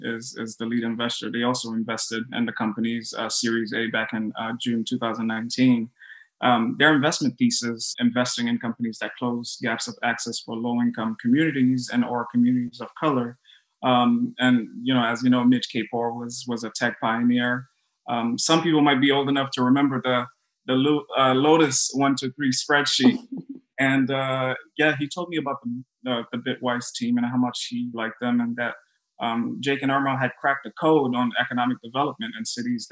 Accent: Haiti; also born or lived in Brooklyn, United States; Oh my gosh, that's a question I always pause to answer because I'm like, should I say Haiti or Brooklyn?

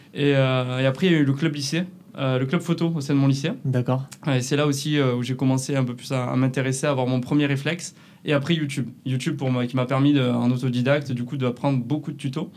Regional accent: Canet-en-Roussillon, Occitania, France; accent: southern French; moved away as an adult; also born or lived in La Rochelle; ça s'entend peut-être un peu à ma voix. Je viens du sud de la France, de, de Canet-Plage, à côté de Perpignan.

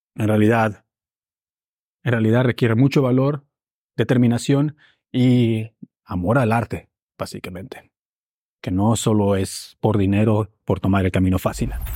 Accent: Mexico; now in Berlin, Germany; En México le llamamos eso un poco malinchismo

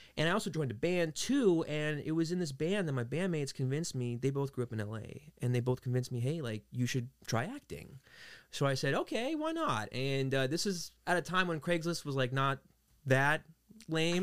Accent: New York City, New York, United States; moved away as an adult; now in California, United States; I was raised in Queens, New York

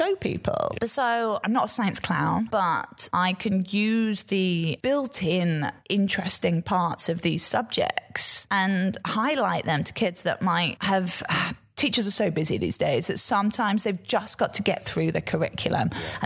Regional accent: Yorkshire and the Humber, United Kingdom; I'm a Yorkshire girl.

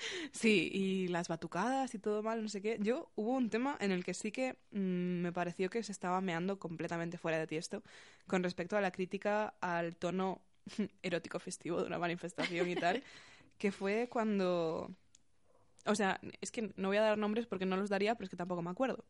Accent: Galicia, Spain; now in Getafe, Spain; la gente de mi instituto, de mi pueblo de Galicia minúsculo

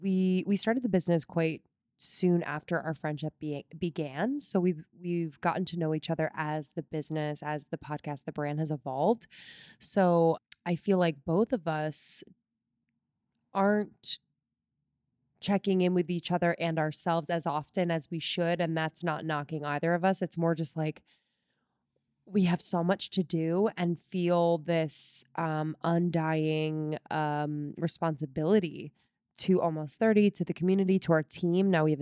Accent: Newtown, Pennsylvania, United States; I grew up just north of Philadelphia in Bucks County, Pennsylvania, a little town called Newtown. And I was the oldest of four kids.

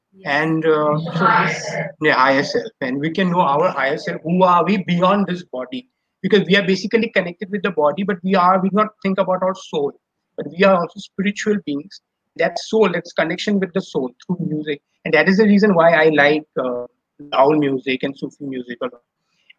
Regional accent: Guwahati, Assam, India; moved away as an adult; also born or lived in Mumbai; I'm from Guwahati.

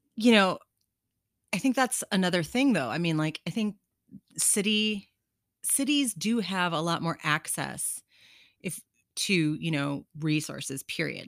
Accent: Lima, Ohio, United States; moved away; my hometown in Ohio

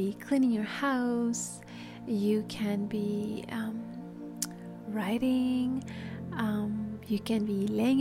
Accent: Paris, Île-de-France, France; moved away; I grew up in Paris, so that's why the French came out.

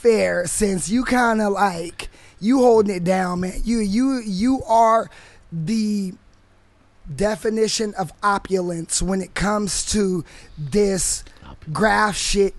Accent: California, United States; now in Indianapolis, United States; I'm from California.

